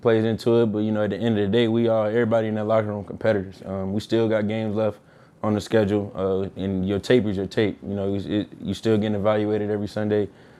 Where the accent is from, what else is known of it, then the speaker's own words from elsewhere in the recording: Atlanta, Georgia, United States; moved away; I'm from Atlanta